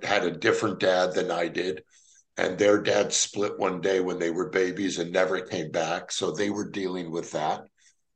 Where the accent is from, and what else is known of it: Los Angeles, California, United States; born or raised there